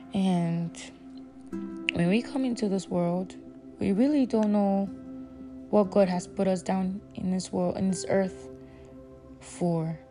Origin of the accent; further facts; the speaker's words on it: Nigeria; I'll use myself as an example growing up in Nigeria